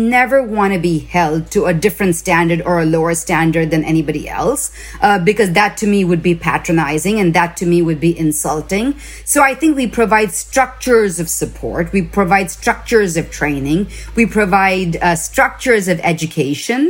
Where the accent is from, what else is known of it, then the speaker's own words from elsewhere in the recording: India; now in United States; I grew up in India